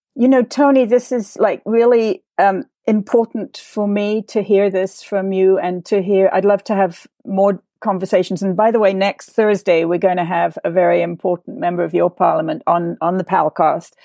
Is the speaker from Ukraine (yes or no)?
no; England, United Kingdom; now in United States; I am English